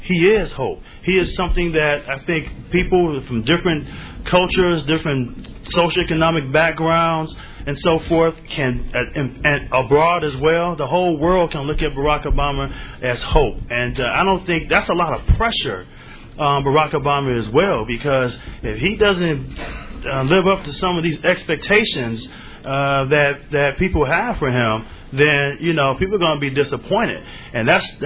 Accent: Chicago, Illinois, United States; also born or lived in Minnesota; born and raised on the south side of Chicago

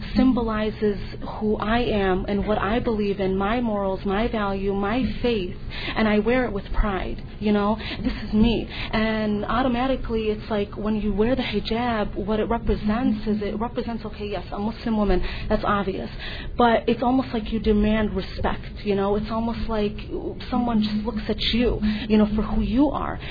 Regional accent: United States; I was born and raised here. I'm just an American, just like anybody else

